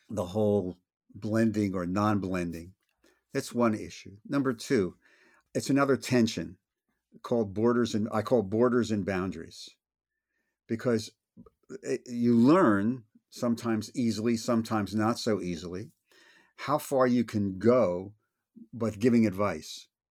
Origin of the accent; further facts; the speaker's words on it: Philadelphia, Pennsylvania, United States; I'm from Philly